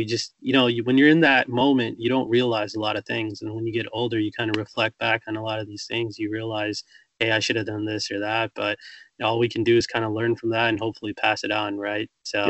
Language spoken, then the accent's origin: English; Chicago, Illinois, United States; So I'm a huge Cubs fan. I'm born and raised in Chicago.